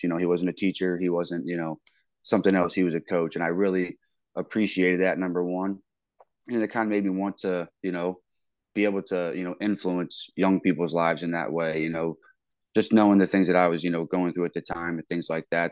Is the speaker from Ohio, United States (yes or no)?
yes; Wooster, Ohio, United States; moved away as an adult; also born or lived in Millersburg, Ohio; now in Ames, United States; I'm, I'm from Worcester, Ohio